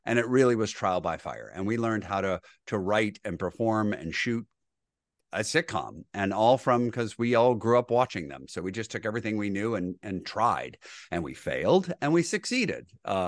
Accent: Grosse Pointe, Michigan, United States; I am from Grosse Pointe, Michigan. Born and raised

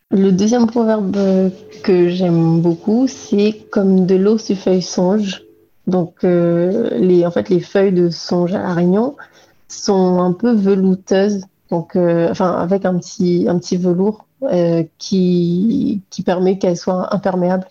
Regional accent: Réunion; en tant que réunionnaise

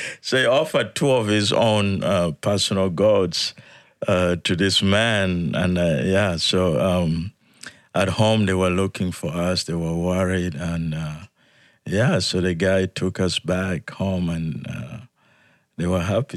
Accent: Yei, Central Equatoria, South Sudan; moved away; I was born in South Sudan

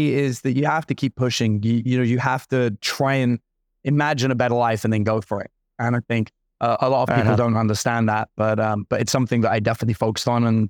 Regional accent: London, United Kingdom; I grew up in London, but like in the worst parts of London.

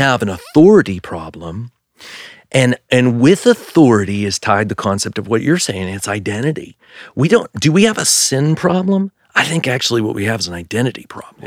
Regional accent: Pennsylvania, United States; we come from Pennsylvania

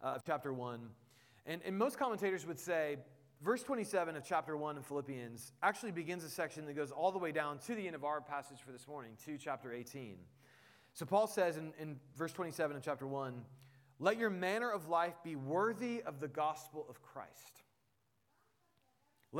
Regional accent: Indianapolis, Indiana, United States; moved away; I grew up in Indianapolis, which meant I was a Colts fan, so I had family there

